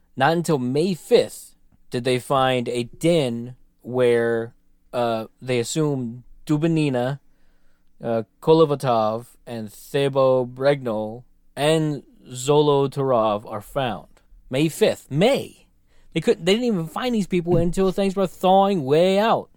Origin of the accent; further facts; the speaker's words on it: United States; I'm very American.